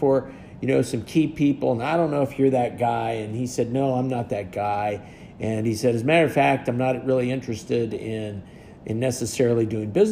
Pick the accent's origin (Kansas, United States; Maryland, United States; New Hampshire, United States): Kansas, United States; western; born or raised there